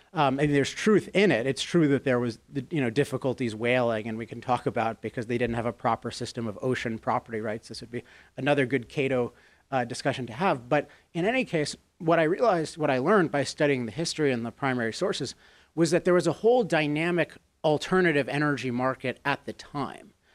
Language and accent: English; Chevy Chase, Maryland, United States; I grew up in Chevy Chase, Maryland